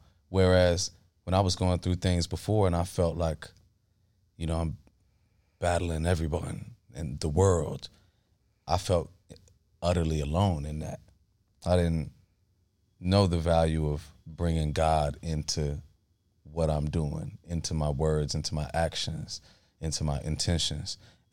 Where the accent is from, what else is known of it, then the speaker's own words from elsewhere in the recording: Ghana; but I'm Ghanaian, so